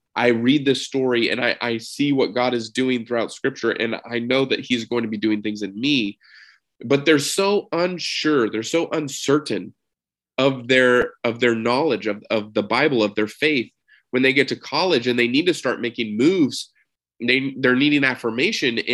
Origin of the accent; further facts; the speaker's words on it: Texas, United States; I'm from Texas